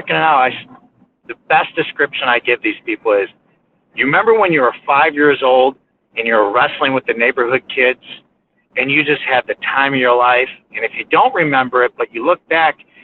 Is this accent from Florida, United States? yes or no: no; Aurora, Illinois, United States; moved away as an adult; now in Minnesota, United States; I grew up in Aurora, Illinois.